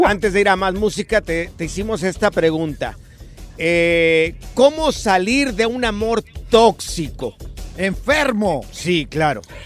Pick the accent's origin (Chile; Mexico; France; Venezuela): Mexico; Jalisco; estoy en la Plaza de Toros allá de mi rancho, aquí en el estadio, en el estado de Jalisco, allá en Miraplanes